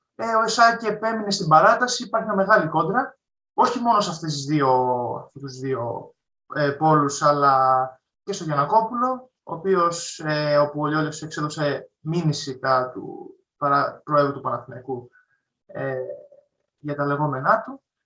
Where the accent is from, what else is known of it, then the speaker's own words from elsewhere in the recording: Patras, Western Greece, Greece; τη πόλη μου που υποστηρίζω από όλων Πάτρα